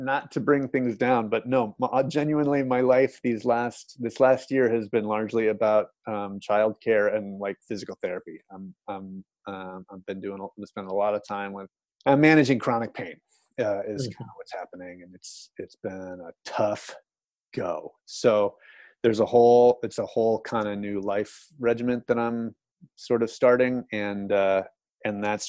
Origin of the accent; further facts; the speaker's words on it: United States; as an American